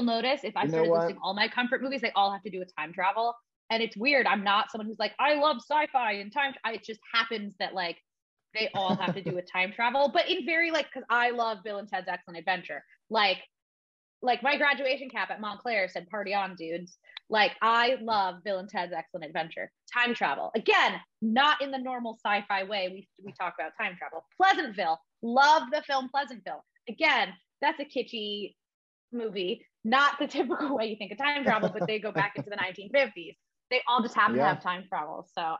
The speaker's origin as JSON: {"language": "English", "country": "Canada", "said": "Well, I'm a Canadian, so of course I have to love me some Ryan Reynolds."}